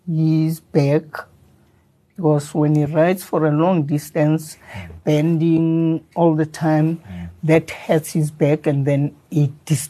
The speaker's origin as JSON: {"language": "English", "town": "Soweto", "region": "Gauteng", "country": "South Africa", "tie": "born or raised there", "said": "I grew up in Soweto."}